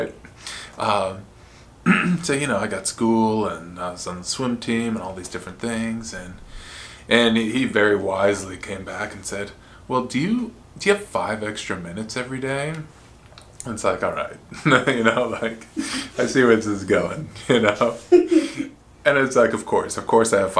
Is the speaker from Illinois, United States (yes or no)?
no; Phoenix, Arizona, United States; also born or lived in Pittsburgh; I'm born and raised in Phoenix, Arizona. I grew up here